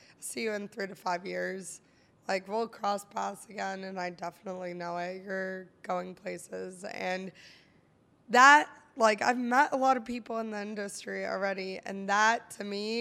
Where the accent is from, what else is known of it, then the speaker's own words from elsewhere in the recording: Pittsburgh, Pennsylvania, United States; now in Buffalo, United States; Born in Pittsburgh.